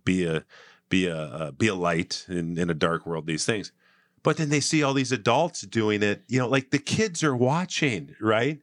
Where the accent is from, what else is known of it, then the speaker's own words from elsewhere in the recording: Saint Paul, Minnesota, United States; I grew up in Saint Paul in the eighties